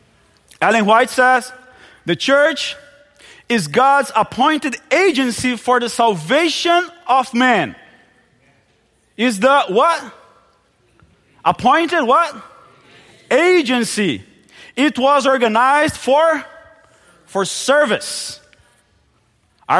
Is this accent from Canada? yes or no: no; Brazil; first language Portuguese; English is a second language; moved away as an adult; also born or lived in Palawan, Philippines; I grew up in Brazil. We Brazilians, we just speak Portuguese